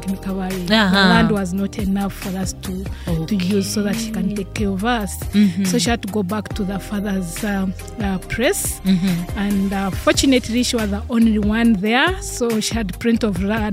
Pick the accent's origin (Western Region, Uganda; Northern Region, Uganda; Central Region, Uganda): Western Region, Uganda; Rukungiri District; I was born from a small district called Rukunjiri district in Uganda, and I was brought up by a single mother